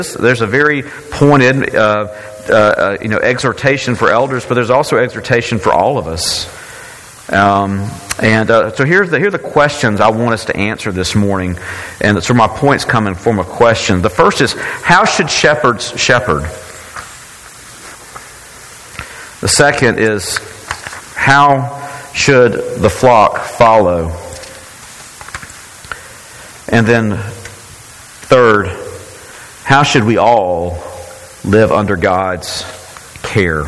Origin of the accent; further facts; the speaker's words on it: Brookhaven, Mississippi, United States; I had this as a young kid growing up in Faith Presbyterian Church in Brookhaven, Mississippi.